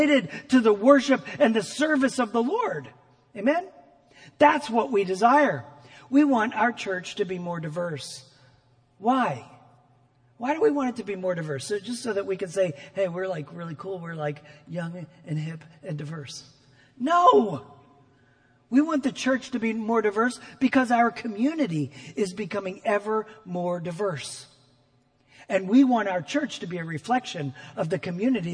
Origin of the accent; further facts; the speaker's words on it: New Jersey, United States; moved away as an adult; also born or lived in Costa Rica; I grew up in New Jersey in a suburban community much like this one.